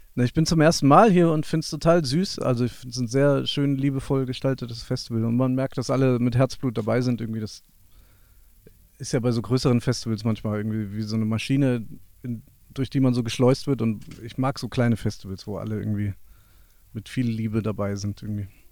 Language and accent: German; near Wiesbaden, Hesse, Germany; wir sind in der Nähe von Wiesbaden aufgewachsen